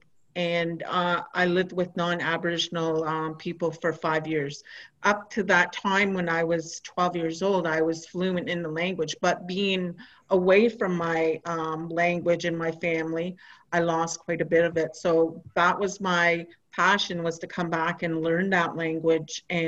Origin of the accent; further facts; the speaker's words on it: Christian Island, Ontario, Canada; English is a second language; moved away; I come from Christian Island